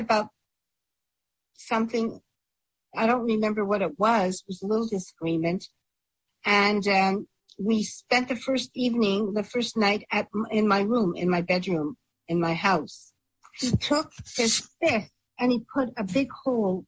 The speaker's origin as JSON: {"language": "English", "town": "Montreal", "region": "Quebec", "country": "Canada", "said": "I was from Montreal"}